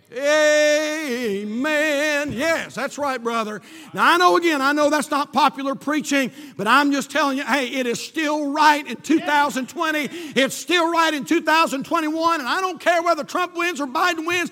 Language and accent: English; United States; born in this great country